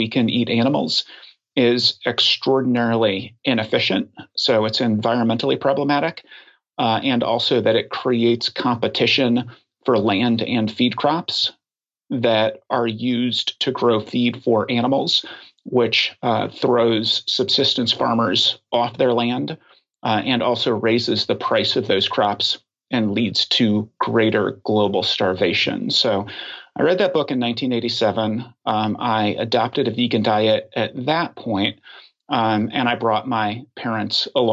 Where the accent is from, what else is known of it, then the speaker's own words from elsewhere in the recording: Oklahoma, United States; moved away as an adult; now in Washington, D.C., United States; my formative years, I grew up in Oklahoma.